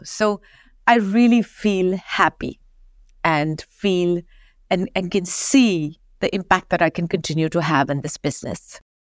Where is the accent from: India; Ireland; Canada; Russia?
India; Kolhapur, Maharashtra; now in London, United Kingdom; I grew up in a small town, as you know, Kolhapur, only famous for Kolhapuri chapels.